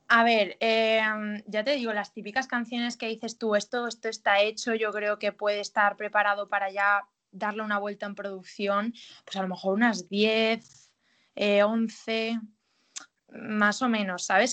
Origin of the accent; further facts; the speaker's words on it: Galicia, Spain; moved away; al ser mi tierra